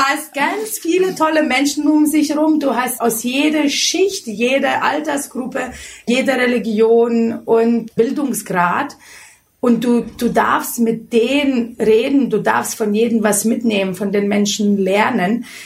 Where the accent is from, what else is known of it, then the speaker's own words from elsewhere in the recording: Lithuania; German is a second language; moved away as an adult; now in Germany; Ich komme aus Litauen, bin mit 18 Jahren nach Deutschland gekommen